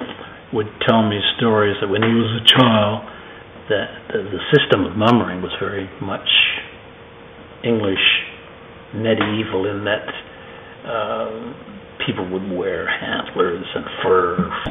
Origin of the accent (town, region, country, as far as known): Newfoundland and Labrador, Canada; born or raised there; moved away